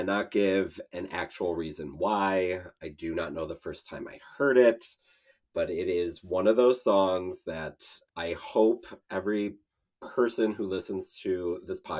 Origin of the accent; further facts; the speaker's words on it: Rochester, United States; Born and raised in Rochester